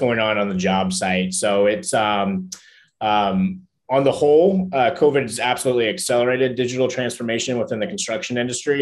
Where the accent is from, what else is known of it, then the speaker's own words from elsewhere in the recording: Cincinnati, Ohio, United States; moved away as an adult; now in San Francisco, United States; despite living in San Francisco now and being a tech entrepreneur, I grew up in Cincinnati, Ohio